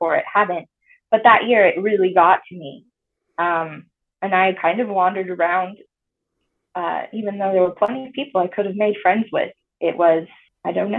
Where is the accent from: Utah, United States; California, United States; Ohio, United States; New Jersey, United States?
Utah, United States; Tremonton; moved away as an adult; I grew up mostly in Tremont, Utah